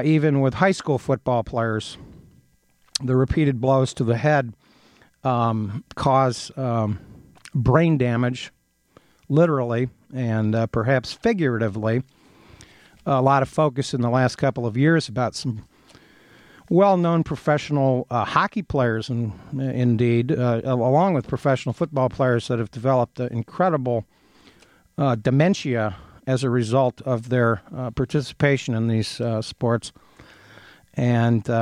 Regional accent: Ohio, United States; now in Ann Arbor, United States; I grew up in Ohio

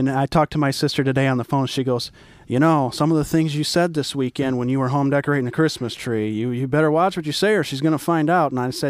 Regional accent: the Bible Belt, United States; I am from the Bible Belt, and she's not.

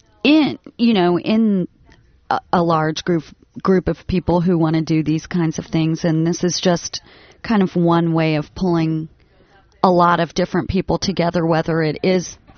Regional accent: Lake Arthur, Louisiana, United States; moved away; Lake Arthur, Louisiana

